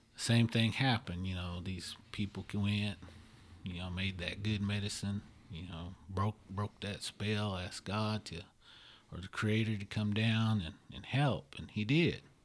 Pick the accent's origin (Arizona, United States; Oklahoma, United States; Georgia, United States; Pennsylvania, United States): Oklahoma, United States; I'm from Oklahoma